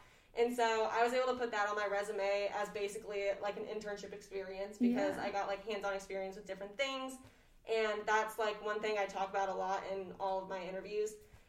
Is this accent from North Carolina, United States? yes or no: no; Orlando, Florida, United States; I'm from Orlando, Florida, and I've been living in Farley for the last 4 years.